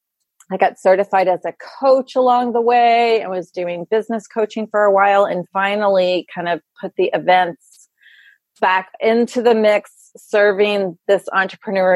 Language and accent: English; Louisville, Kentucky, United States; moved away as an adult; now in New York, United States; I grew up in Louisville